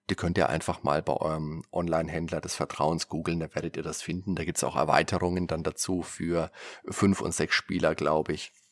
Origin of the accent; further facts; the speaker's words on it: Würzburg, Bavaria, Germany; Da kann ich mich erinnern, da war ich damals immer, wenn ich mit meiner Mutter einkaufen war, bei uns in Würzburg im Wertkauf damals noch.